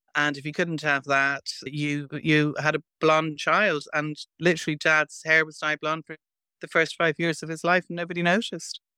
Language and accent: English; Ireland; born or raised there